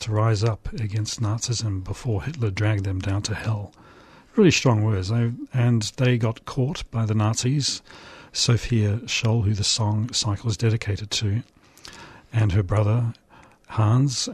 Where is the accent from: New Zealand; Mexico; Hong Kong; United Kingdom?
New Zealand; I grew up in New Zealand during the anti-nuclear campaign.